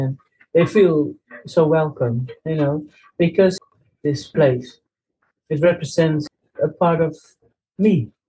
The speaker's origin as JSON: {"language": "English", "country": "Netherlands", "moved": "yes", "lives_now": "Spain", "said": "I'm joining you at the moment from Spain, but I'm from the Netherlands myself, but I live in Spain."}